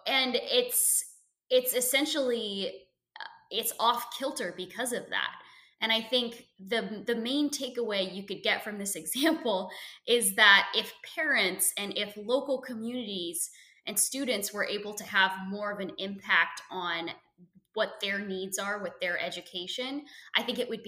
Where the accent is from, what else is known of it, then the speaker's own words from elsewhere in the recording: Portland, Oregon, United States; I grew up in Portland, Oregon. I lived out there from the time I was born